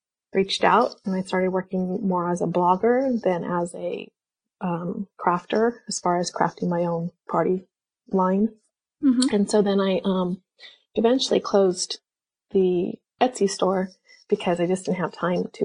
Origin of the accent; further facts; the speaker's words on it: California, United States; Born and raised in California here, so haven't been very many other places.